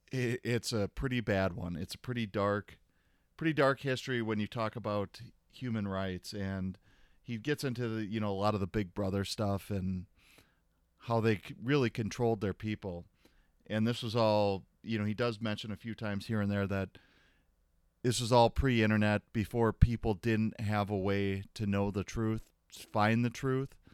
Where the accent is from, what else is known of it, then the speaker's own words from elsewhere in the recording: Florida, United States; as a child, I grew up in Florida.